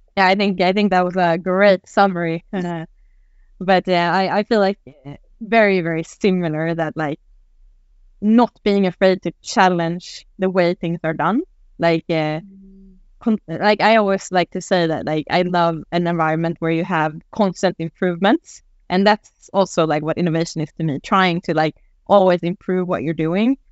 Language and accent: English; Stockholm, Stockholm County, Sweden; also born or lived in Lund; my background is that I grew up here in Stockholm